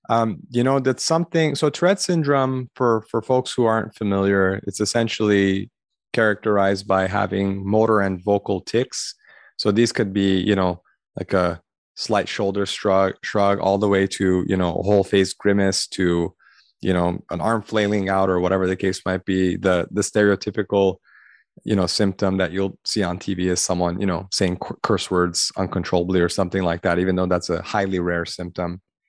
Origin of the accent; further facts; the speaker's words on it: Los Angeles, California, United States; I grew up in the Armenian community in Los Angeles.